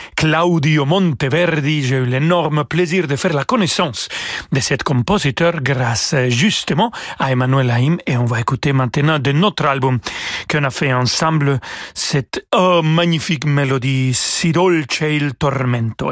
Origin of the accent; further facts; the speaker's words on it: Mexico; French is a second language; moved away as an adult; now in France; ténor eh, franco-mexicain